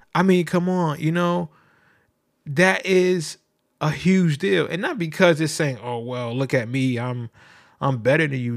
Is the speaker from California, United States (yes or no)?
no; New Haven, Connecticut, United States; I'm from New Haven, Connecticut